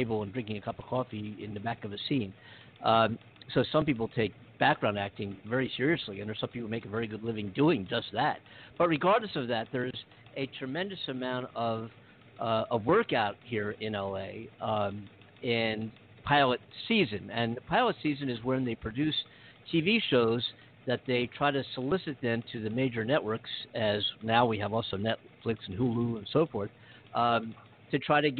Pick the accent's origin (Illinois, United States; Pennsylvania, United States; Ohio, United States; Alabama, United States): Pennsylvania, United States; Philadelphia; now in Los Angeles, United States; I'm in LA. I'm from Philadelphia originally